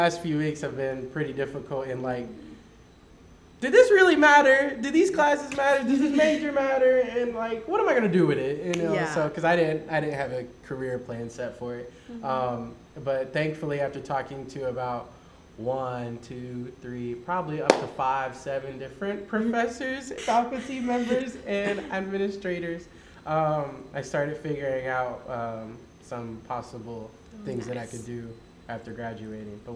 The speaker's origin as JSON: {"language": "English", "town": "Poplar Bluff", "region": "Missouri", "country": "United States", "tie": "born or raised there", "also_born_or_lived": "Kansas City", "moved": "yes", "said": "It's the color of my old school colors in Poplar Bluff. That's where I'm originally from, but I'm from Kansas City"}